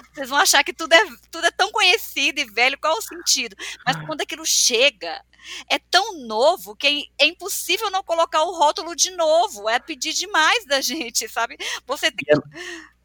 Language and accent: Portuguese; Piauí, Brazil; eu nasci no mundo, eu nasci no Piauí, num mundo que era muito desconectados